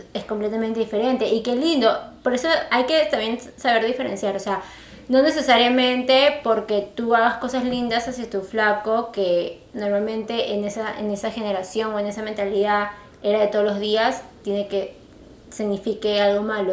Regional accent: Peru; tú y yo que somos peruanas

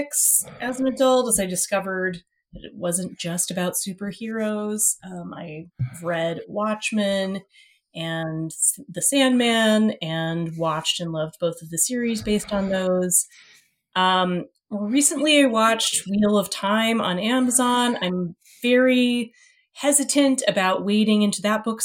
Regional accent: Texas, United States; also born or lived in Egypt; I grew up mostly in Texas with a significant part of my childhood spent living abroad. We lived in Egypt for one of my parents' work

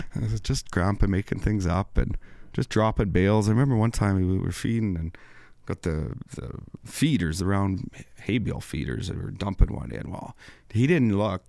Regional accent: MacDowall, Saskatchewan, Canada; I'm from McDowell, Saskatchewan

